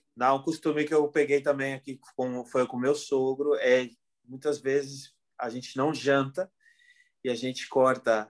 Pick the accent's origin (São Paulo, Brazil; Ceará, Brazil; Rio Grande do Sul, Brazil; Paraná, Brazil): Rio Grande do Sul, Brazil; Porto Alegre; moved away as an adult; now in Palma de Mallorca, Spain; Eu sou de Porto Alegre